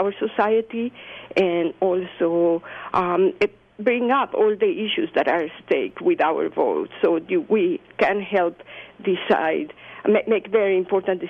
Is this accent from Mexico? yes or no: yes; Mexico; moved away as an adult; now in Irvine, United States; So I am originally from Mexico. I came to the United States as a graduate student